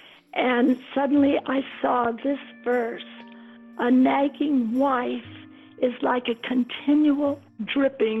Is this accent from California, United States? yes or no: no; Mansfield, Ohio, United States; I grew up in Mansfield, Ohio, a small town